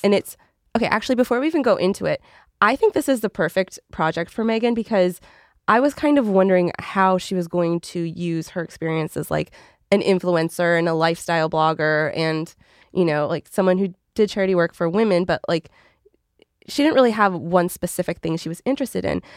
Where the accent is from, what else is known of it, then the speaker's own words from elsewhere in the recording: Canada; I'm Canadian